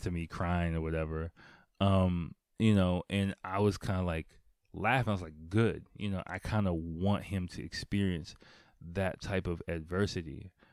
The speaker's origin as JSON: {"language": "English", "country": "United States", "tie": "born or raised there", "moved": "yes", "said": "growing up in America"}